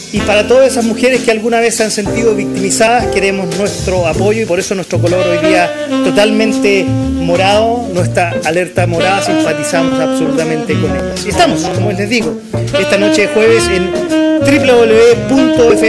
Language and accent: Spanish; Chile